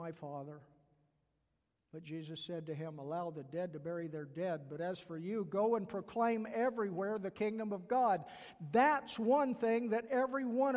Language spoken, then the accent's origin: English; the South, United States; accent: southern; my southern accent